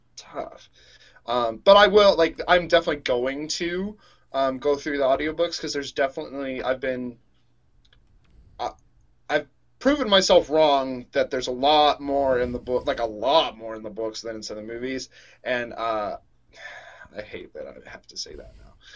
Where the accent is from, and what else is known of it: Atlanta, Georgia, United States; born or raised there; now in Tennessee, United States